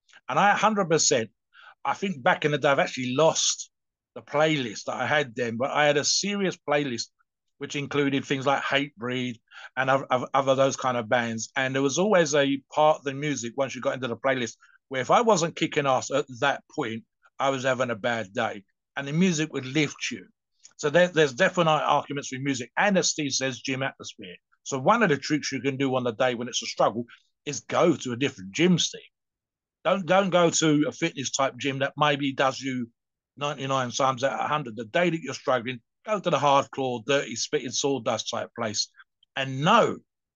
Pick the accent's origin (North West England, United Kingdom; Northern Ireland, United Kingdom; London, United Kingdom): London, United Kingdom; I'm a Londoner, born and bred